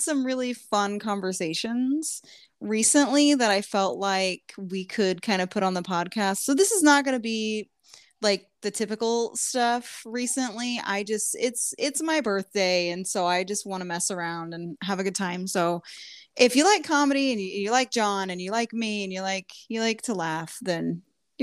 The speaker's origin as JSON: {"language": "English", "region": "Southern Indiana", "country": "United States", "moved": "yes"}